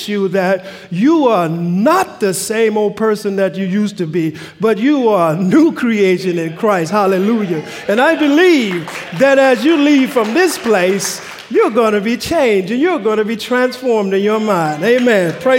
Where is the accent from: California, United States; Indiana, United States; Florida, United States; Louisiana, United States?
Louisiana, United States; now in Pacific Northwest, United States; I'm from the South, from Louisiana. And growing up in Louisiana